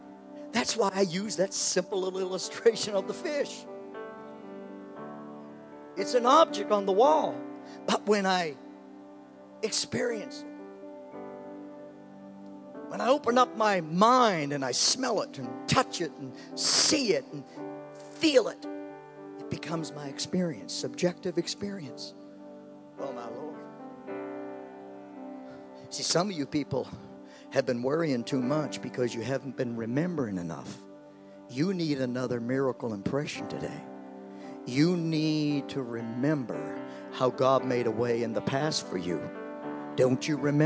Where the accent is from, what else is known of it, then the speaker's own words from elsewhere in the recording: Canada; I grew up in Canada